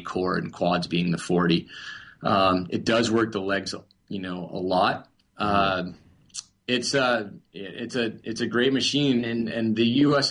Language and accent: English; Vermont, United States; I'm from Vermont originally